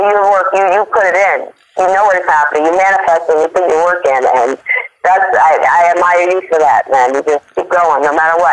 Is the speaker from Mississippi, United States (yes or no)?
no; South Florida, United States; also born or lived in New York; no, I'm actually from Florida. Uh, you know, um, down south Florida, southern Florida on the East Coast.